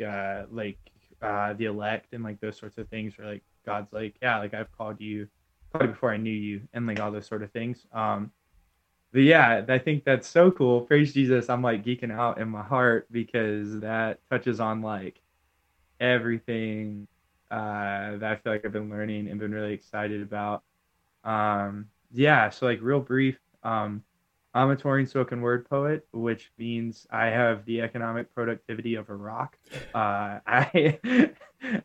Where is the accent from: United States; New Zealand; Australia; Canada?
United States; Ashburn, Virginia; I'm from Northern Virginia. It's like a pretty wealthy suburb called Ashburn